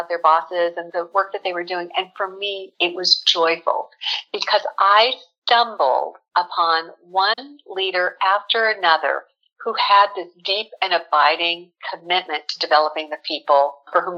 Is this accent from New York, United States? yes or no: no; South Pasadena, California, United States; I was born here in Southern California. I'm one of those rare Southern California natives. Grew up in South Pasadena